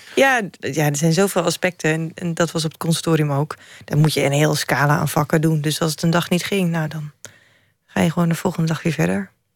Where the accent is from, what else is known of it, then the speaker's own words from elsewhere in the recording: Drenthe, Netherlands; Ik ben in het noorden opgegroeid